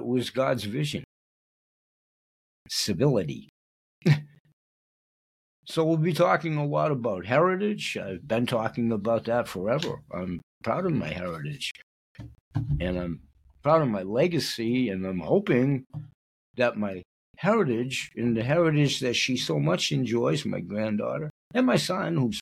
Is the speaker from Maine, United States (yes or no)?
yes; Portland, Maine, United States; I grew up in the West End, but on the Lower West End